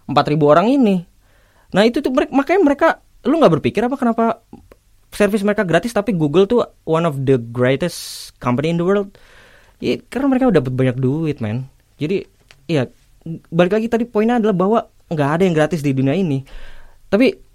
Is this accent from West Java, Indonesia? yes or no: yes; Bekasi, West Java, Indonesia; jadi ada fenomena bully Bekasi di mana gue adalah orang Bekasi